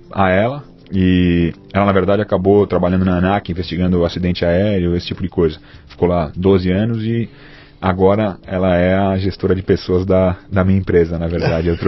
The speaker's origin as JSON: {"language": "Portuguese", "region": "São Paulo", "country": "Brazil", "tie": "born or raised there", "said": "Nasci, nasci, nascido e criado. Nasci, nasci na maternidade Santa Catarina, na Avenida Paulista."}